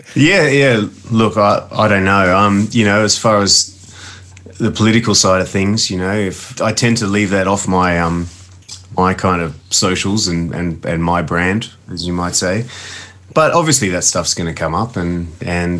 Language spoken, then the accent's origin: English; Adelaide, South Australia, Australia; me growing up in Adelaide